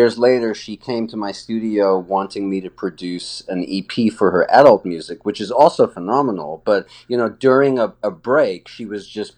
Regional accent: Johannesburg, Gauteng, South Africa; moved away; also born or lived in Brooklyn; I actually grew up in Johannesburg, South Africa.

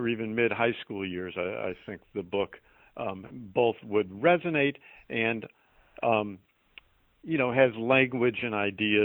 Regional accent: Chicago, Illinois, United States; moved away as an adult; now in Boston, United States; I grew up in and around Chicago

